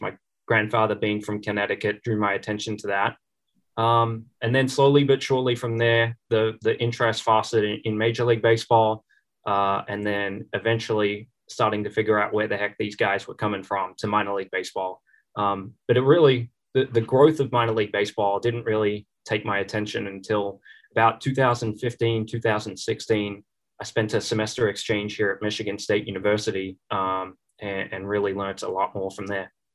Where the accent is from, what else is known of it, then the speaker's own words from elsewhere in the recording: Melbourne, Victoria, Australia; moved away as an adult; now in Chattanooga, United States; my hometown team